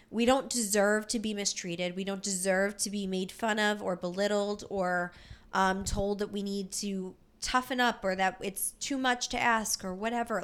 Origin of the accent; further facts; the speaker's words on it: Philadelphia, Pennsylvania, United States; we're from Philly